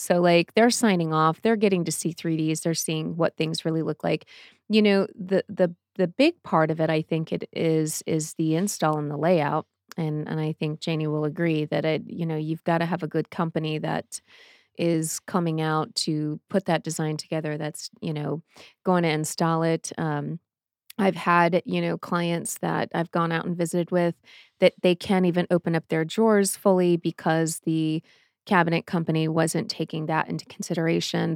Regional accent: Boston, Massachusetts, United States; now in Arizona, United States; I am from Boston

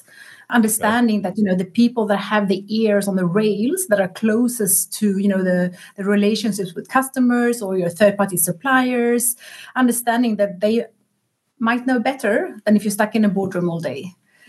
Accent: Sweden

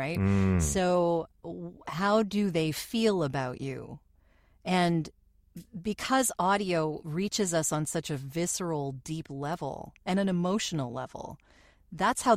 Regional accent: Canada; we are Canadian

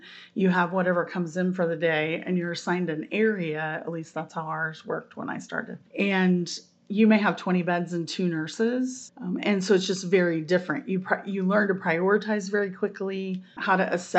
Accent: Terre Haute, Indiana, United States; I'm from Terre Haute

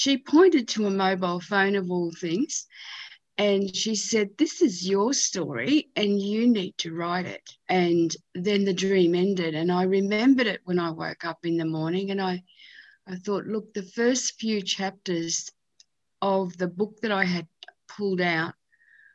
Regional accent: Australia; the history of our nation

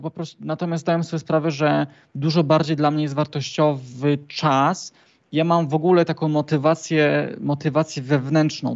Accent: Trzebinia, Lesser Poland, Poland; pochodzę z y, niewielkiej miejscowości w południowej Polsce, tak godzinę od, od Krakowa, mhm. z e, Trzebieni

